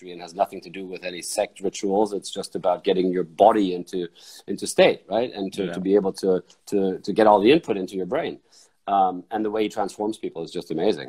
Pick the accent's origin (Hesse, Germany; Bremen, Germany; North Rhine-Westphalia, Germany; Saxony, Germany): Hesse, Germany; Frankfurt; I grew up in Frankfurt